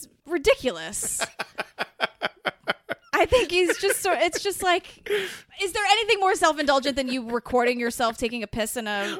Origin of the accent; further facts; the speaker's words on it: New York, United States; I grew up in New York